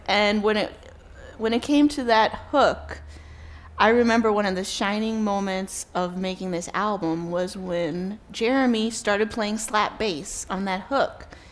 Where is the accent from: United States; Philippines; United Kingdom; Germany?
United States; New York City, New York; I'm born and raised in New York City